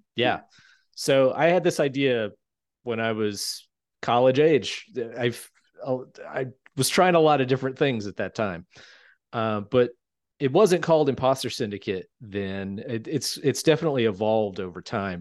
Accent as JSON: {"language": "English", "town": "Shelby", "region": "North Carolina", "country": "United States", "tie": "born or raised there", "moved": "yes", "said": "I grew up in a town called Shelby, North Carolina"}